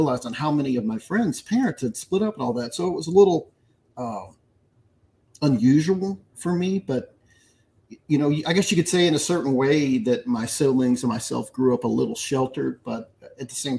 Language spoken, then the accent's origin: English; Pasadena, Texas, United States; we grew up in an industrial area of Houston called Pasadena